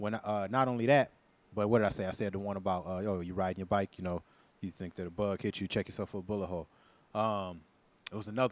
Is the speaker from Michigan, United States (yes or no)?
yes; Flint, Michigan, United States; I was born in Flint, Michigan